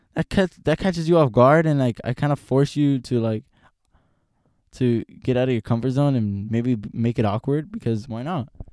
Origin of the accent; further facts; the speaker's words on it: Los Angeles, California, United States; I'm from Los Angeles